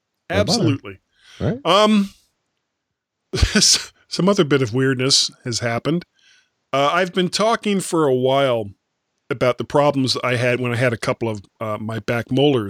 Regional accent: Florida, United States; But, you know, I am a blonde from Florida, so...

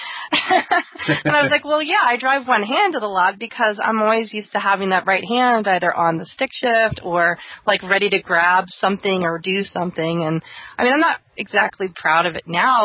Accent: East Coast, United States; moved away; I'm from the East Coast

